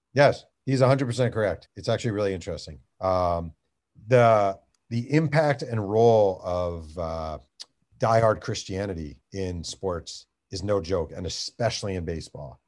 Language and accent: English; Mahopac, New York, United States; I grew up in Mayo Pack, which is a tiny town